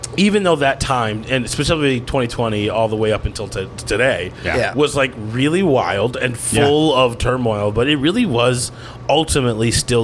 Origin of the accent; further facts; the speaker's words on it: New York, United States; now in Minnesota, United States; I moved to Minnesota from New York, right, and from the Bronx specifically